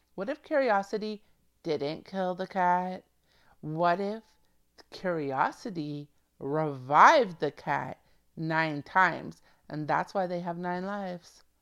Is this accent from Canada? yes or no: yes; Canada; I'm a Canadian born female